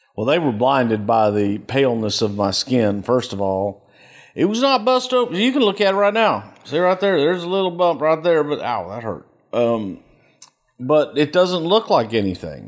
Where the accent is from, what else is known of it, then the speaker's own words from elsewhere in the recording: El Paso, Texas, United States; moved away; also born or lived in Houston, Texas; I grew up in El Paso